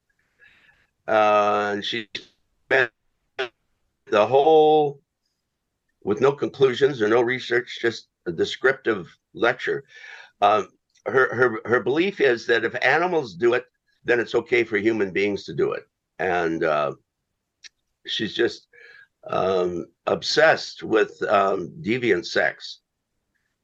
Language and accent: English; Chilliwack, British Columbia, Canada; my hometown